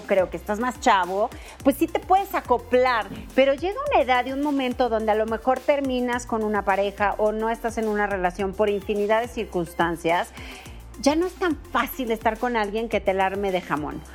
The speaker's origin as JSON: {"language": "Spanish", "town": "Guadalajara", "region": "Jalisco", "country": "Mexico", "said": "yo también soy de Guadalajara"}